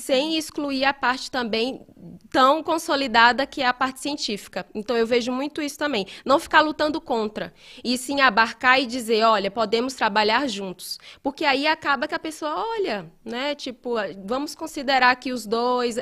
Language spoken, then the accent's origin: Portuguese; Ceará, Brazil; moved away as an adult; now in Belo Horizonte, Brazil; eu sou do Ceará, né? deve ter percebido esse meu esse sotaque